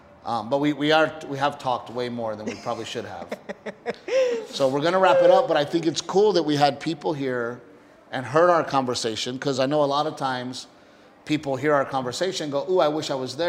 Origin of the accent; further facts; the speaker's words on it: Portland, Texas, United States; moved away as an adult; also born or lived in Los Angeles; when you're a Texan, everybody gives each other a hard time. So, you know, growing up in Gregory, Portland, there was like, it was whites, Mexicans, and a couple of blacks. And we were all just Texans.